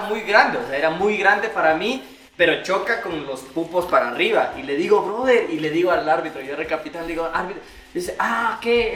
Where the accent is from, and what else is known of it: Quito, Pichincha, Ecuador